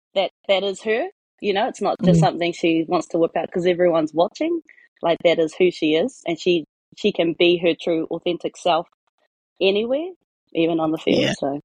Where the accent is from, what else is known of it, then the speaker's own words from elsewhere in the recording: Omaio, Bay of Plenty, New Zealand; moved away; also born or lived in Warkworth; My mother's from Te Whānau Apanui. My father's from Te Whakatohe Ngāti Awa. We grew up in Omaio, a small place in Te Whānau Apanui. So that is my tūranga waiwai. That's my ahuru mōwai. That's where I'm from. That's where I whakapapa to.